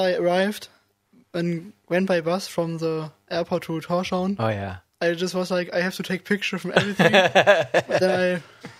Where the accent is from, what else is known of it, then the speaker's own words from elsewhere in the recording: Germany; moved away as an adult; now in Faroe Islands; But I'm also from Germany. I'm 19 years old.